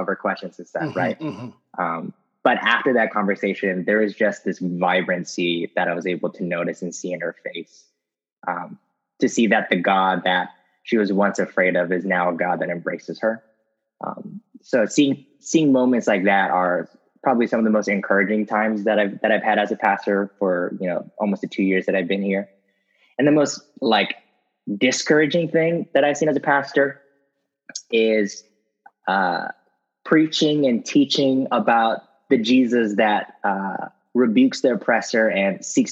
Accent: Los Angeles, California, United States; moved away as an adult; now in Fort Myers, United States; I'm a LA native, so I was born and raised in Southern California

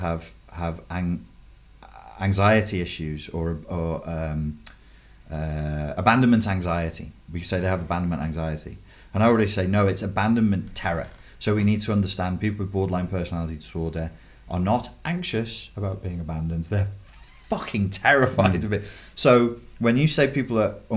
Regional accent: England, United Kingdom; accent: English; English guy with my accent

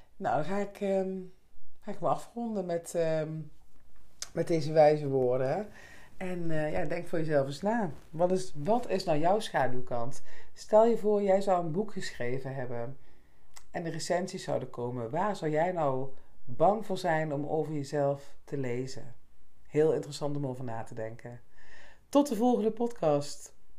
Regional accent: Netherlands; moved away; Oresbeek, hè, dorp waar ik vandaan kwam

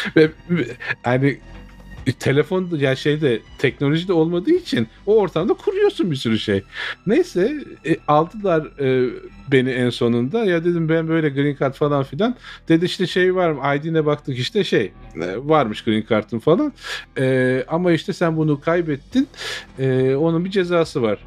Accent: Turkey; now in United States; bizim ülkemizin insanının

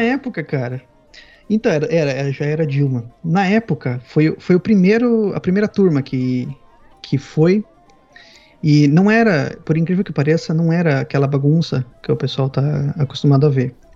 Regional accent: Paraná, Brazil; moved away as an adult; also born or lived in Spain / United Kingdom; now in Sweden; eu nasci no litoral do, do Paraná, mas quando eu era criança me mudei pro, pro interior

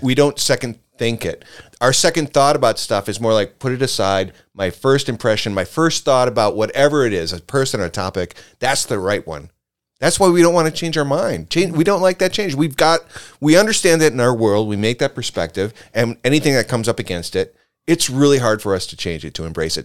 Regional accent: Reedsburg, Wisconsin, United States; moved away; also born or lived in Waukegan, Illinois / Portage, Wisconsin / Cumberland, Wisconsin / Los Angeles; I grew up there. I wasn't born there. I mean, I grew up, I think we moved there when I was in, uh, second grade

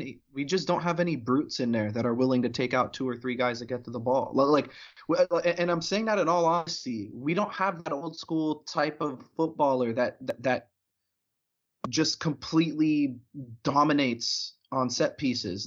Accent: United States; as an American

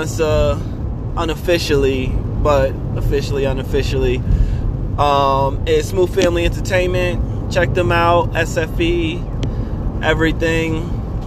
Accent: Brooklyn, New York, United States; I'm from Brooklyn

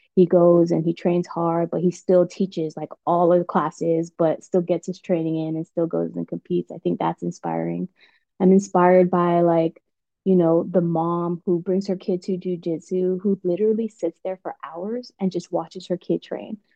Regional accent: Guam; moved away as an adult; also born or lived in West Coast, United States / East Coast, United States; now in United States; I was born and raised in Guam, and um, I moved to the States when I was about 18.

